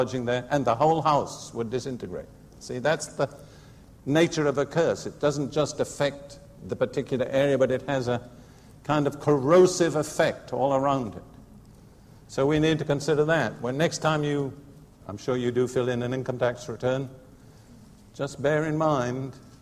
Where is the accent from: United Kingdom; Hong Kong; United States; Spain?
United Kingdom; I'm British right to the core. About my own nation, Britain